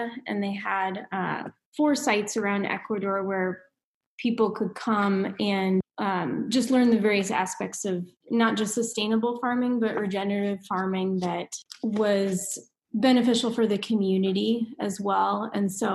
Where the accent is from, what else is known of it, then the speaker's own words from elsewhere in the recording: Indiana, United States; moved away as an adult; also born or lived in Minnesota; now in Reno, United States; I'm from Indiana and went to school in Minnesota